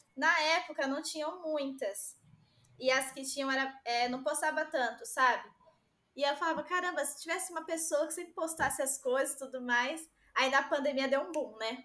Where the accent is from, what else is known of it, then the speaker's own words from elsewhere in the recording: Itaquaquecetuba, São Paulo, Brazil; also born or lived in Rio de Janeiro; aqui na minha cidade, eu sou de Itaquaquecetuba, São Paulo, e estudo no Rio